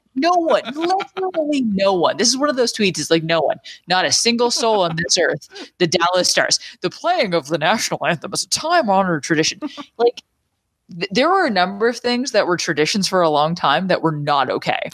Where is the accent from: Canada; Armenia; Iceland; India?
Canada; as a Canadian